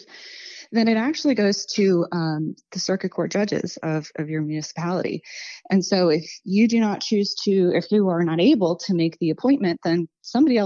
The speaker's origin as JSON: {"language": "English", "area": "Montgomery County", "region": "Virginia", "country": "United States", "tie": "born or raised there", "lives_now": "Radford, United States", "said": "I grew up in Montgomery County, right next door."}